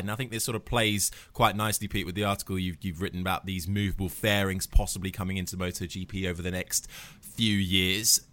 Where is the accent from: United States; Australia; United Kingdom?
United Kingdom; we're all British